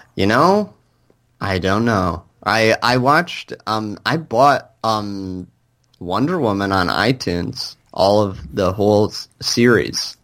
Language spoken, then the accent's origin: English; Michigan, United States; the Comic-Cons that I went to growing up in Michigan